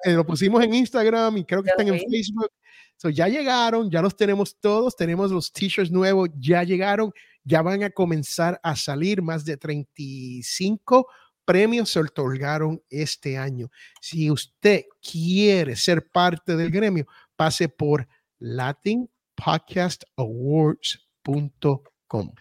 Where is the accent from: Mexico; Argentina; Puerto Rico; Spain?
Puerto Rico; also born or lived in United States (born); yo soy bien boricua